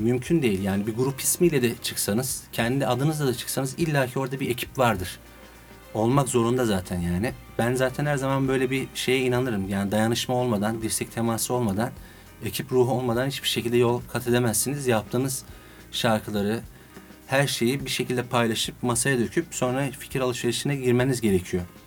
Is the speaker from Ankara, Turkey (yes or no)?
no; Adana, Turkey; now in Istanbul, Turkey; doğma büyüme Adanalıyım